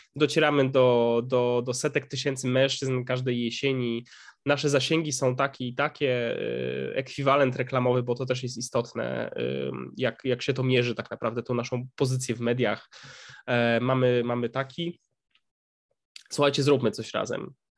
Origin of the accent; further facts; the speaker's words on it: Upper Silesia, Poland; my sami jesteśmy z, z Górnego Śląska